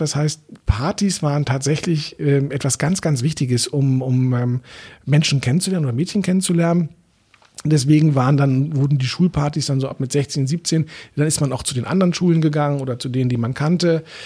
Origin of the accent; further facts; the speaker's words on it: Berlin, Germany; ich bin in Eichkamp aufgewachsen